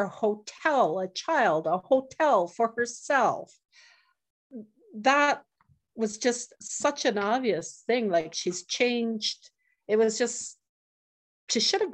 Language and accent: English; Northern Saskatchewan, Canada; I'm from Muscadet First Nation, Northern Saskatchewan, Treaty 6 territory